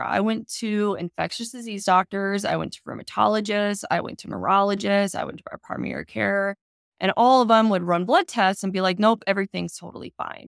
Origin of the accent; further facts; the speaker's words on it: Maryland, United States; I grew up in Maryland